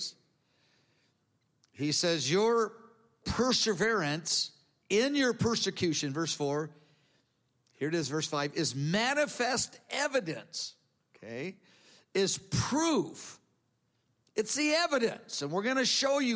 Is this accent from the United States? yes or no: yes; United States; I'm an American. We don't do it that way here.